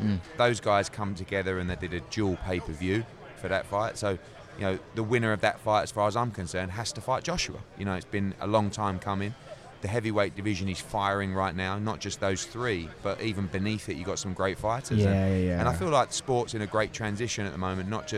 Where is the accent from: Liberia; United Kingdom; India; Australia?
United Kingdom; as a Brit